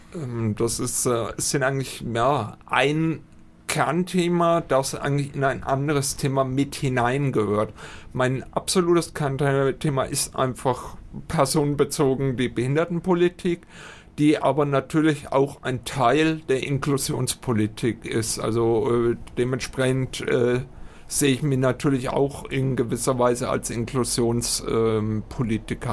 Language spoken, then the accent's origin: German; Höchstadt an der Aisch, Bavaria, Germany; also born or lived in Altdorf; now in Fürth, Germany; Ich komme hier aus Fürth, äh, aktuell wohnt eigentlich ursprünglich Höchstadt Eich und bin eigentlich dementsprechend schon immer ein ähm, Mittelfranke